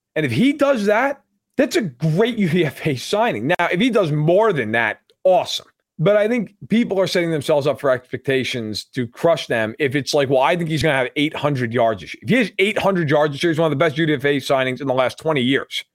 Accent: New York, United States; growing up in New York

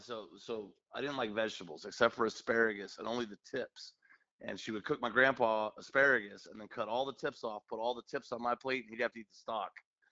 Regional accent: San Francisco Bay Area, California, United States; now in Metairie, United States; I'm from the West Coast. I grew up in the Bay Area, San Francisco Bay Area. Mm-hmm. But I was raised by my grandparents, who were from Alabama.

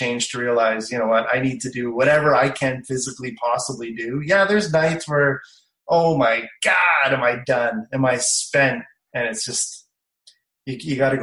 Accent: Canada; I'm from Canada

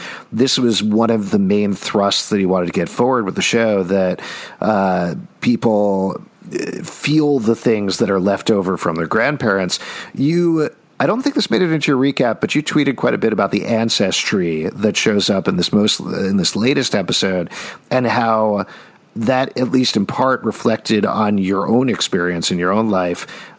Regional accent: Houston, Texas, United States; the first Vietnamese phrase that non-Vietnamese kids learned on the playground when I was growing up in Houston

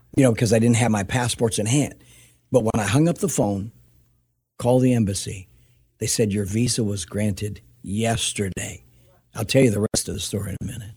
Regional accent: United States; I was born in America

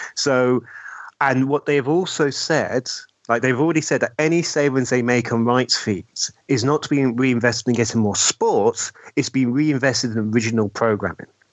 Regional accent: United Kingdom

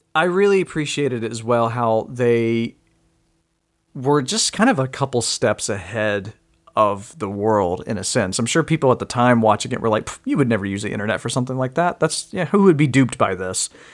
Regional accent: Mississippi, United States; moved away; I'm originally from Mississippi

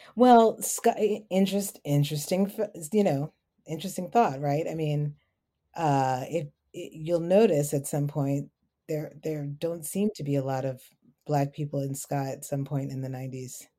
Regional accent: New York City, New York, United States; accent: New York; moved away as an adult; now in Maryland, United States; I'm also from the Bronx

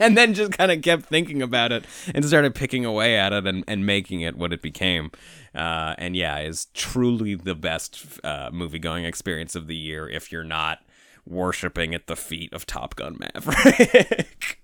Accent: Toronto, Ontario, Canada; that we grew up with in Toronto

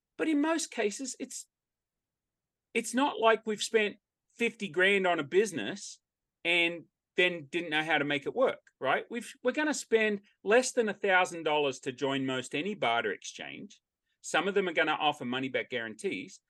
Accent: Australia; now in United States; I'm an Australian and I say Australian by birth, American by choice

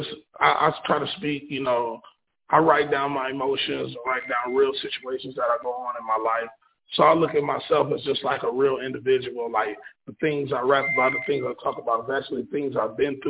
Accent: Ohio, United States; I'm from Madison, Ohio. I'm an up-and-coming artist. I rap. I write music as well. This is where I was born and raised.

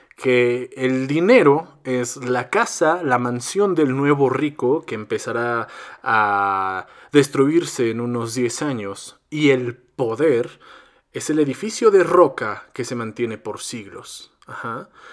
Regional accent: Mexico; soy mexicano

